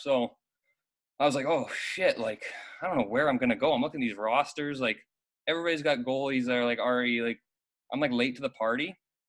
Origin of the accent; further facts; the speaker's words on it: Scottsdale, Arizona, United States; moved away; also born or lived in Canada; I am Canadian, but I grew up mostly in Scottsdale.